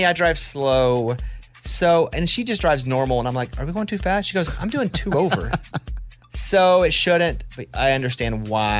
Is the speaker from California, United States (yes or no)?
no; Mountain Pine, Arkansas, United States; And Amy said shout out because I'm from Mountain Pine, Arkansas, which is 20 minutes from Hot Springs